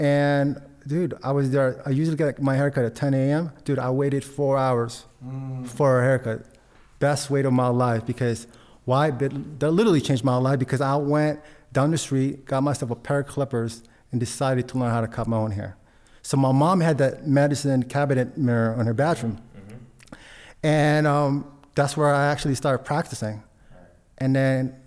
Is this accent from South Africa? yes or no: no; Philippines; now in United States; I was born in the Philippines